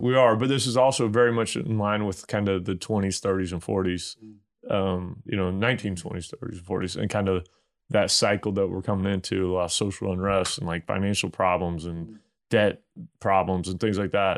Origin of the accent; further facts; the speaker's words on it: Missouri, United States; I'm from Bumpkin, Missouri